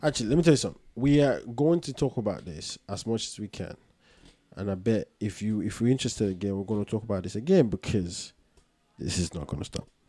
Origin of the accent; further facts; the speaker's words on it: Ghana; I'm Ghanaian